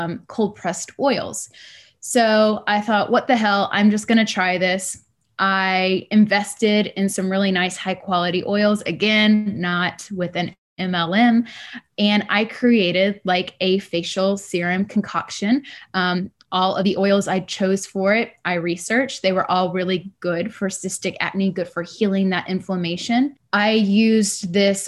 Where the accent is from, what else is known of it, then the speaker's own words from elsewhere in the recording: Texas, United States; moved away as an adult; now in Richmond, United States; I grew up in Texas